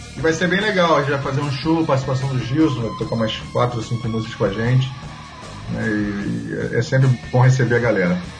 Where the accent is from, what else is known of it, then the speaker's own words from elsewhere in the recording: Rio de Janeiro, Brazil; de nascença mesmo e de coração eu sou carioca